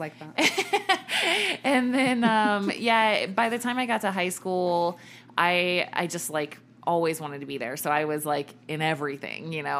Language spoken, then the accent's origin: English; Richmond, Virginia, United States; I grew up in Virginia, in Richmond, Virginia, my whole life, right? Like birth to graduating high school.